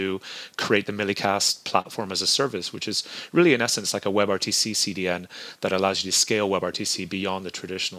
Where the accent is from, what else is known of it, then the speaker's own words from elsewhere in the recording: southern Spain, Spain; now in United States; So I grew up in southern Spain and I went to a British school growing up. My mother's American. I've lived in America now almost 20 years.